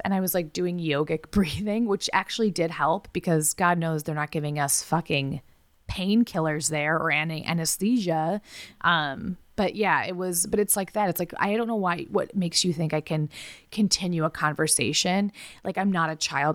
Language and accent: English; United States; I try not to be as American, even though I'm very American.